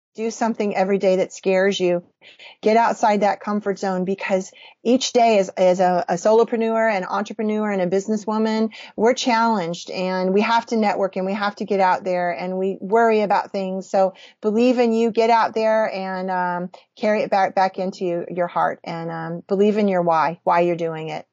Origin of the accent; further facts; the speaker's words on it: Illinois, United States; I was raised in Illinois